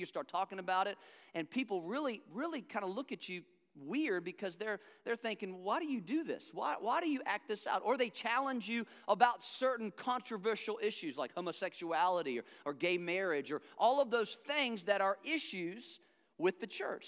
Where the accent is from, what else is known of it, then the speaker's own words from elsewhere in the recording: the American South, United States; accent: southern; now in Charlotte, United States; I am from the South